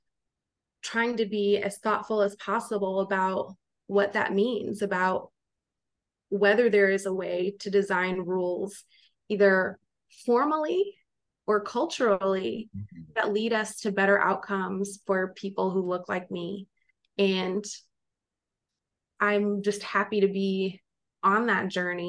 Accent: Wisconsin, United States; now in Washington, D.C., United States; I'm originally from Wisconsin

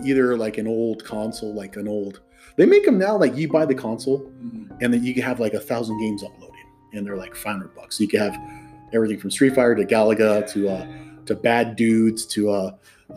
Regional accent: Hacienda Heights, California, United States; I grew up at in Hasson Heights, California

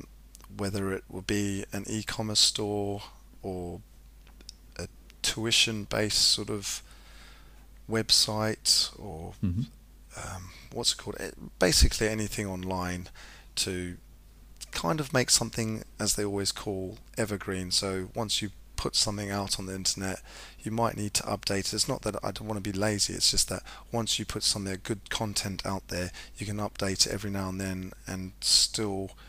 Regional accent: Zimbabwe; growing up in Zimbabwe

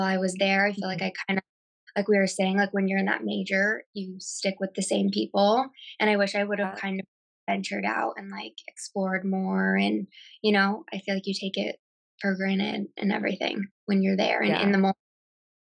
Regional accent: Kansas City, United States; moved away; I'm from Kansas City originally

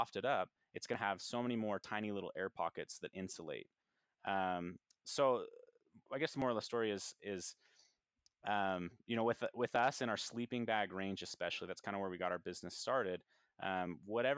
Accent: United States; born in the United States

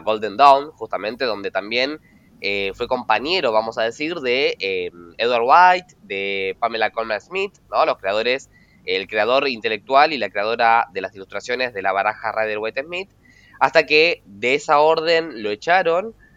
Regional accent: Argentina; Agus y yo somos argentinos

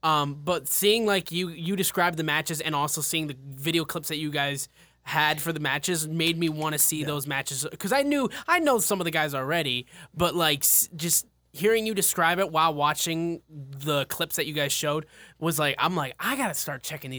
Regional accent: Michigan, United States; Yeah, we're from Michigan. Yeah. Chicago's not a long drive.

